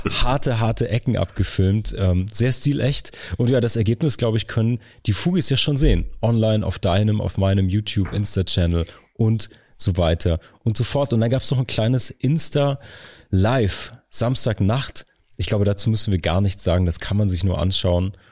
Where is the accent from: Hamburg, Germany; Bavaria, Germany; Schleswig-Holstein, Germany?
Hamburg, Germany; Heute Hamburg Spezial, ähm, die kleine Fugengold-Tour durch meine Heimatstadt.